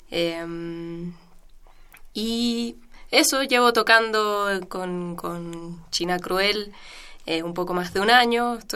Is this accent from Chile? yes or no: yes; Chile; moved away as an adult; now in Buenos Aires, Argentina; yo también soy de Chile, estudié con trabajo allá en el conservatorio